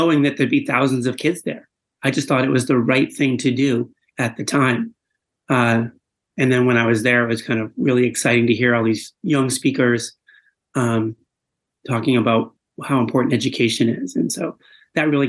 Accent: Boston, Massachusetts, United States; I grew up in the Boston area

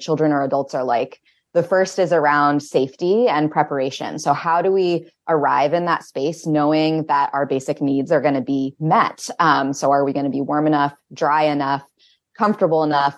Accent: Winterport, Maine, United States; I grew up in Winterport, just south of Bangor

